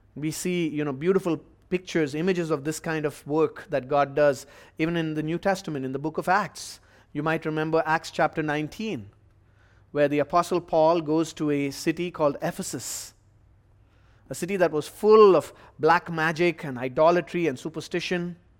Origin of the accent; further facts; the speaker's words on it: India; moved away; my home country of India